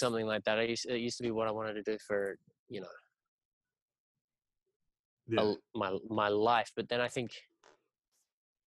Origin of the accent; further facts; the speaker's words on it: Sydney, New South Wales, Australia; moved away; I grew up in Sydney, Australia, in Northern Beaches area